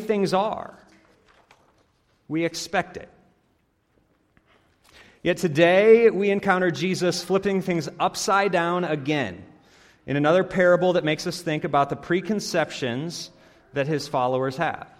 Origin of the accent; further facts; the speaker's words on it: Iowa, United States; moved away as an adult; also born or lived in Chattanooga, Tennessee; now in St. Paul, United States; I grew up in Iowa